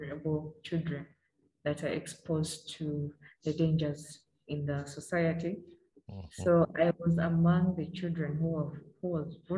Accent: Uganda; also born or lived in Oyam District, Northern Uganda; Challenges that I've faced as a young girl growing up in Uganda.

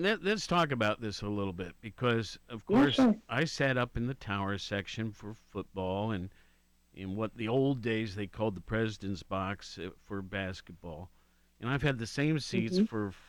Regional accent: Worthington, Ohio, United States; also born or lived in Honolulu, Hawaii; now in Athens, United States; I grew up with Ohio State, living in Worthington.

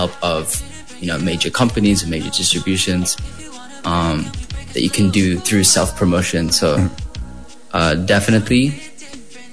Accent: Philippines; I am a Filipino artist

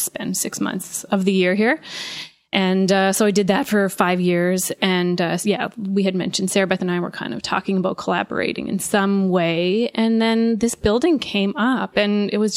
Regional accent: Sydney Mines, Nova Scotia, Canada; also born or lived in Halifax; We're just Sydney Mines.

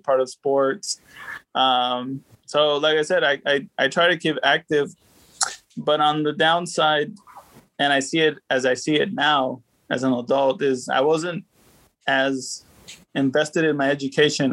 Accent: Texas, United States; also born or lived in Mexico; I was born here

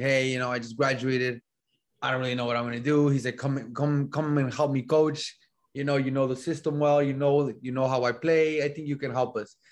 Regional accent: El Paso, Texas, United States; moved away as an adult; also born or lived in Laredo, Texas; now in Illinois, United States; I grew up in El Paso, Texas, right? Grew up there.

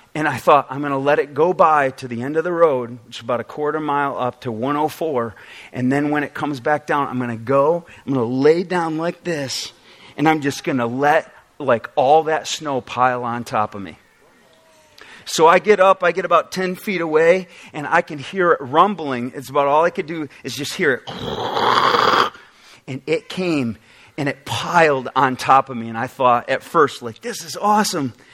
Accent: Oswego, New York, United States; now in Michigan, United States; I actually got some pictures of Oswego, New York to show you a little bit about my background.

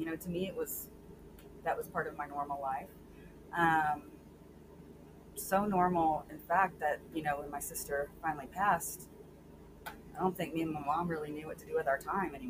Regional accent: Sweeny, Texas, United States; I grew up in a really small town south near the Gulf Coast called Sweeney.

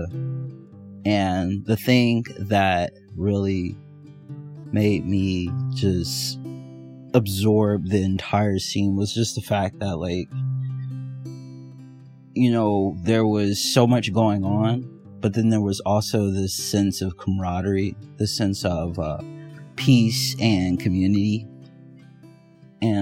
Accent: Indianapolis, Indiana, United States; I'm from Indianapolis, Indiana

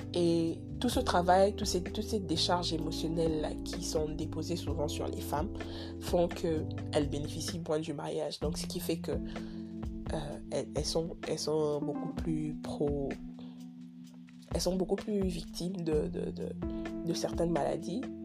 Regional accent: DR Congo; now in Kinshasa, Democratic Republic of the Congo; je suis Congolais, je suis à Kinshasa

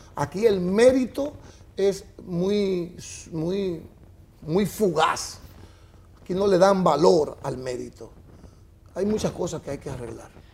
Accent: La Vega, Dominican Republic; moved away as an adult; also born or lived in San Pedro de Macorís; yo soy de La Vega, tiene emisoras de radio

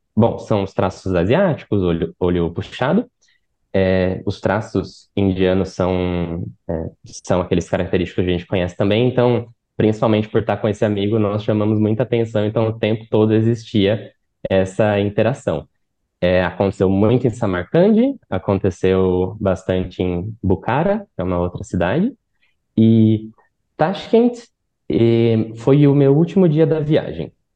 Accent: Brazil; como brasileiros

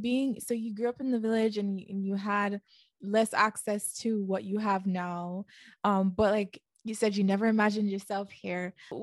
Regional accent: Jamaica; I grew up in Jamaica. And honestly, being on the island, things are a little bit more, more simple.

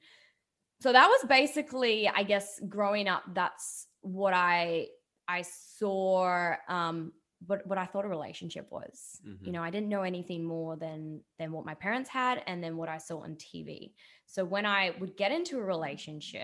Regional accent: Dubai, United Arab Emirates; I grew up in a very different Dubai, because when I grew up in Dubai, it was nothing but desert

